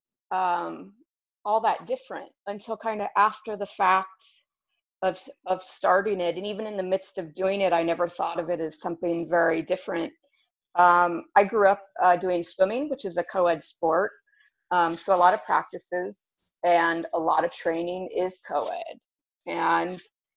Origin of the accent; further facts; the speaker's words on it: Ohio, United States; also born or lived in Milwaukee, Wisconsin; now in Tucson, United States; I'm originally from Ohio, and I've been in Tucson on and off for probably a good 15 years now